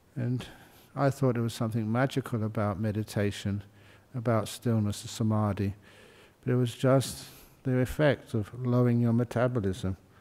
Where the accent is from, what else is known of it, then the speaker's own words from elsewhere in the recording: London, United Kingdom; moved away; I was born in London.